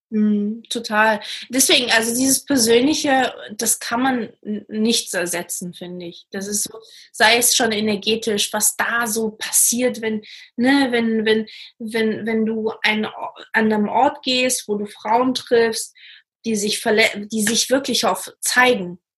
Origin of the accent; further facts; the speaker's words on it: Portugal; Ich komme zum Beispiel aus Portugal, deswegen kann ich auch so ein bisschen die Unterschiede auch erkennen.